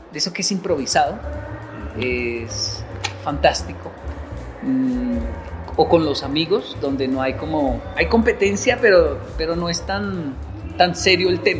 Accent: Colombia; Disfruto mucho Colombia porque yo soy colombiano.

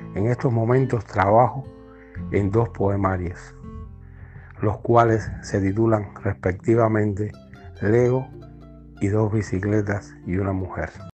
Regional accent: Placetas, Villa Clara, Cuba; moved away as an adult; also born or lived in Havana; now in Matanzas, Cuba; Nací en Cuba en 1973 en un pueblo llamado Placetas, que se encuentra al centro del país.

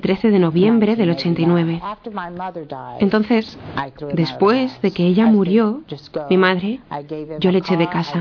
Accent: Montgomery, Alabama, United States; nací en Montgomery, Alabama

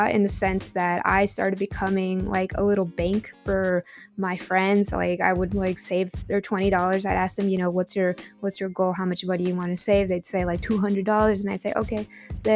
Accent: Compton, California, United States; also born or lived in Lynwood, California / Tijuana, Mexico; I grew up in Compton, California, Linwood, California

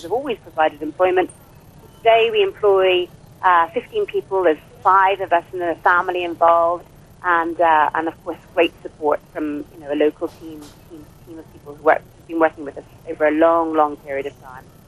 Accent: Ireland

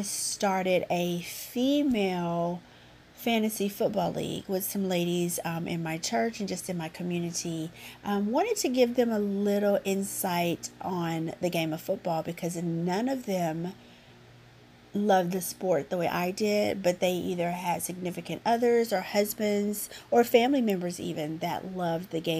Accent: Duncan, Oklahoma, United States; I went to work for the newspaper in my hometown, Duncan Banner

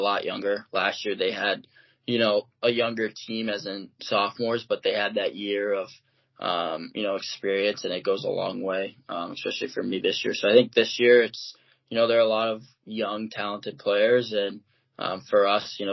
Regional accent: Toledo, Ohio, United States; moved away; I grew up in Toledo, Ohio, which is like 45 minutes from Ann Arbor

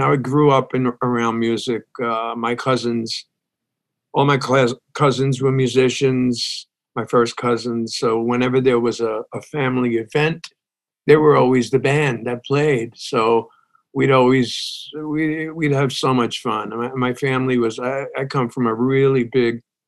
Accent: New York City, New York, United States; moved away as an adult; also born or lived in Brooklyn, New York; now in Texas, United States; I moved out, my family moved out to Staten Island.

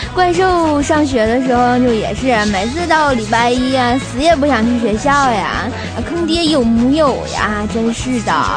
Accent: Tianjin, China; 我是天津人啊

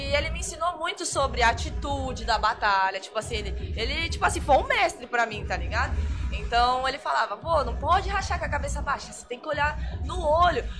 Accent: Vinhedo, São Paulo, Brazil; lá da minha cidade, em Vinhedo

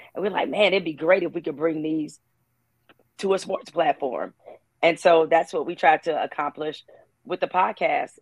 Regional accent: Detroit, Michigan, United States; moved away as an adult; also born or lived in Raleigh, North Carolina / Orlando, Florida / Bristol, Connecticut; I moved back to Detroit. I spent six years working at the Detroit Free Press, my hometown newspaper.

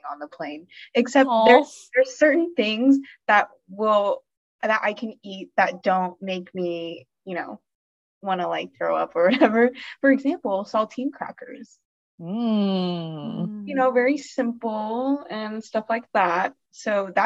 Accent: Austin, Texas, United States; also born or lived in College Station; I was born and raised in Austin

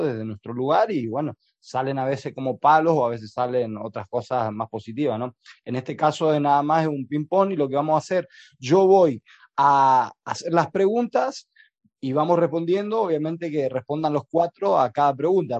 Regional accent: Chaco, Argentina; moved away; also born or lived in Almería; soy argentino, chaqueño

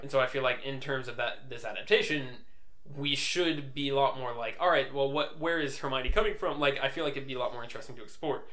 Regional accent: United States; we are indeed from America

